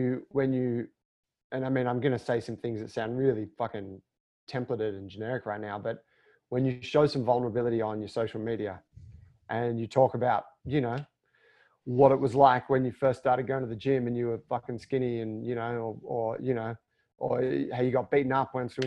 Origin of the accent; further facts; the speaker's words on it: Australia; being Australian